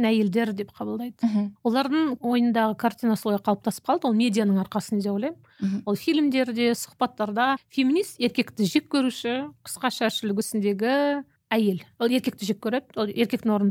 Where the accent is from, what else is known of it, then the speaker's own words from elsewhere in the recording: Kazakhstan; біз қазақ халқы